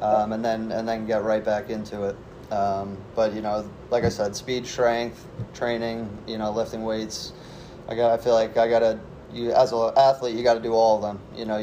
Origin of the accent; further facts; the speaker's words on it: Long Island, New York, United States; growing up on Long Island